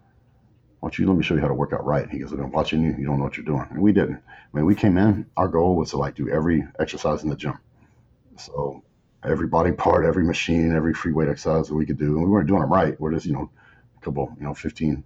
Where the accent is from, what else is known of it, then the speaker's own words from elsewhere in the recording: West Texas, United States; I grew up in West Texas, small town